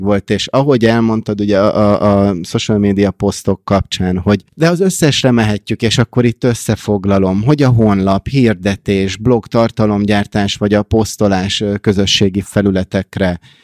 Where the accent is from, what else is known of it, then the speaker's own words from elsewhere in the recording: Hungary; moved away as an adult; also born or lived in United States; now in Budapest, Hungary; én kis magyarként ott Amerikában